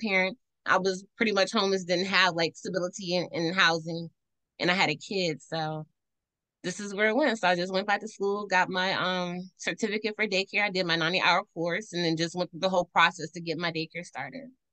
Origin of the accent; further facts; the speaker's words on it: Washington, District of Columbia, United States; I'm from Northwest DC